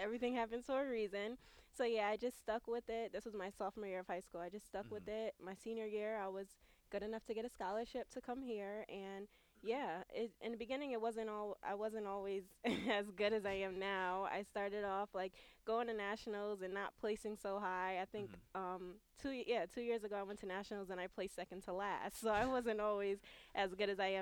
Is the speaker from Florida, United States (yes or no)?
no; New Haven, Connecticut, United States; I'm from New Haven, Connecticut, which is only an hour